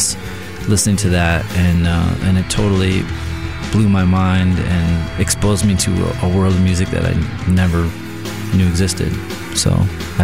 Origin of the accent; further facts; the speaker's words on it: Menomonee Falls, Wisconsin, United States; also born or lived in Milwaukee; I grew up in Menominee Falls